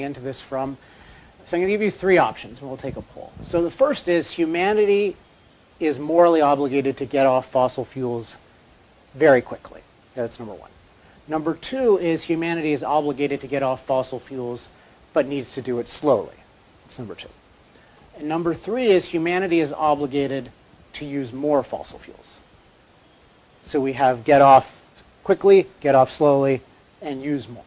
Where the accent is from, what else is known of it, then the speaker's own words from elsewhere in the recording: Chevy Chase, Maryland, United States; now in California, United States; I grew up in Maryland at a place called Chevy Chase, Maryland